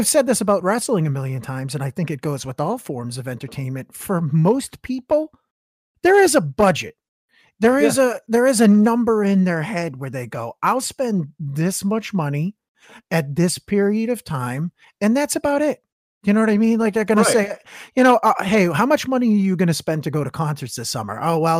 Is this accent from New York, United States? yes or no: no; Massachusetts, United States; I'm from the middle of nowhere over here. Just shit kicking. I'm in the number one state for education in the union.